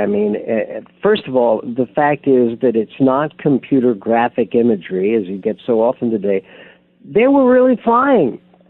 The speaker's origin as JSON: {"language": "English", "town": "San Diego", "region": "California", "country": "United States", "tie": "born or raised there", "said": "the fact that I grew up in San Diego."}